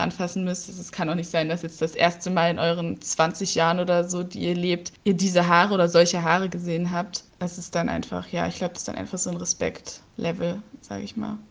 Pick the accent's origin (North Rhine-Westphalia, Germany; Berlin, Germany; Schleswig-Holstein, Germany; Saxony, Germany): Saxony, Germany; Leipzig; ich komme aus Leipzig